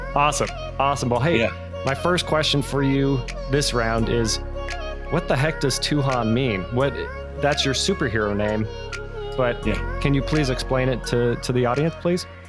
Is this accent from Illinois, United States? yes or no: no; Bay Area, California, United States; I grew up in the Bay Area where there was a big Filipino community